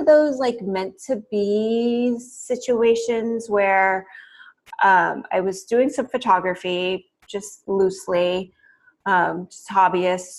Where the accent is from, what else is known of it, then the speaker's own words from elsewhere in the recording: the Bay Area, California, United States; growing up in the Bay Area, kind of the cliche, progressive, hippie culture, my parents were definitely into